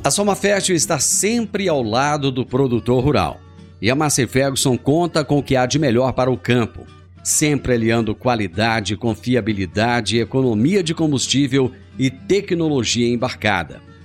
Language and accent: Portuguese; Rio Verde, Goiás, Brazil; Eu nasci em Rio Verde, eu tenho assim o prazer de dizer que eu nasci aqui